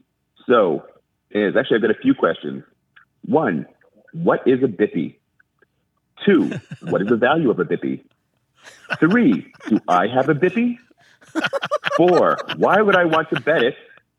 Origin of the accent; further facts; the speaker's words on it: New York City, New York, United States; now in Trophy Club, United States; I was born and raised in Brooklyn, New York. My Italian grandmother